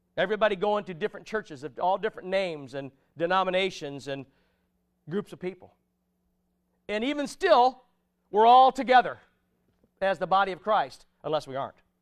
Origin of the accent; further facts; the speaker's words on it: United States; I'm an American citizen